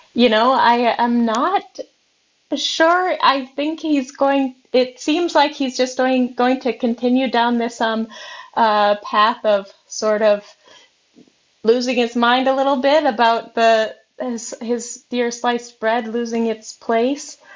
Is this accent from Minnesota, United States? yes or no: yes; Minnesota, United States; I am from Minnesota